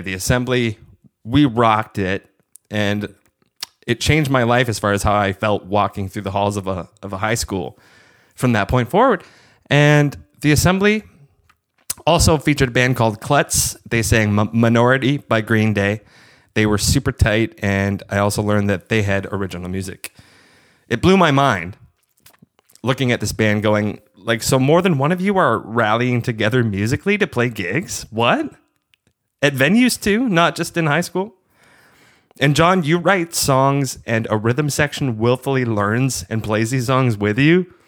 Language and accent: English; Hamilton, Ontario, Canada; also born or lived in Kitchener, Ontario; I moved to Kitchener that summer from Hamilton, um, essentially being the new kid at Res High School going into grade 11